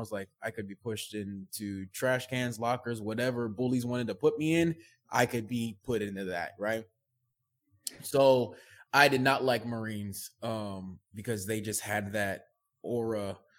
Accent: Oceanside, California, United States; dad and my mom split up was Oceanside, California, at Camp Pendleton. So I ended up in California, growing up in California.

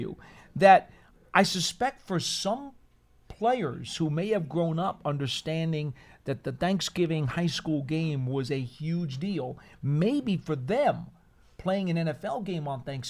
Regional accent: East Coast, United States; Being that I come from the East Coast

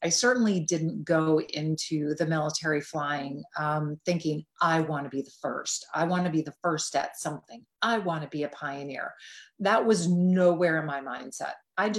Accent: Midwest, United States; And the fact that I was raised in the Midwest, where Midwesterners have generally a very strong work ethic and we're very generally stoic, right?

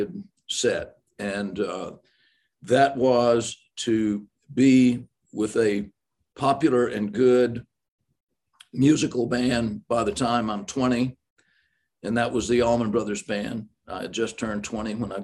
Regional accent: the South, United States; accent: Southern; I'm from the South

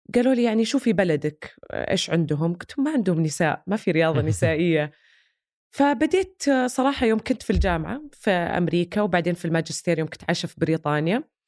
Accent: Saudi Arabia; كلنا كسعوديين

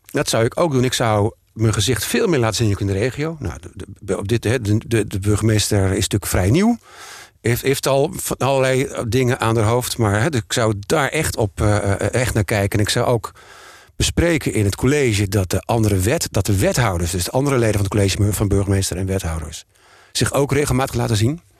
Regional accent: Amsterdam, North Holland, Netherlands; En wij hebben er als Amsterdammers baat bij

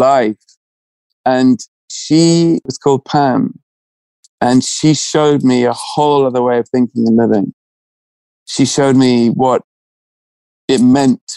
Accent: England, United Kingdom; being English and, you know, educated in a certain way

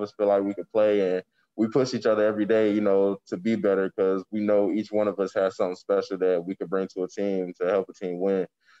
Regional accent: Charlotte, North Carolina, United States; I'm from Charlotte

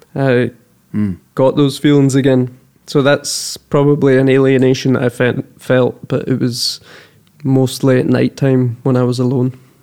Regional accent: Kerlook, Scotland, United Kingdom; now in Malmö, Sweden; I'm from Kerlook

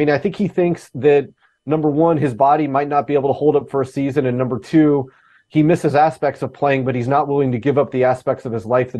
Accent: Alaska, United States; I grew up in Alaska. I'm the worst fisherman ever

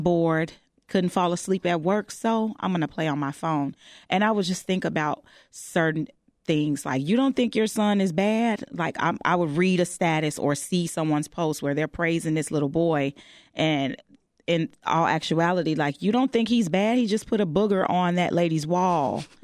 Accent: Chicago, Illinois, United States; I'm born and raised on the West Side of Chicago

